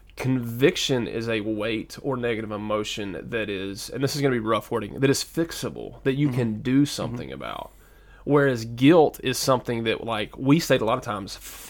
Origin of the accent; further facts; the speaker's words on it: the South, United States; accent: southern; I don't know if I can say wallow correctly because I'm from the South, so it's like waller in your guilt.